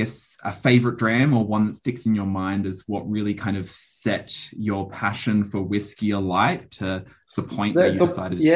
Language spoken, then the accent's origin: English; Scotland, United Kingdom; And for me, being half Scottish, I think kind of when you leave the hospital, they hand you the baby and they hand you a bottle of scotch.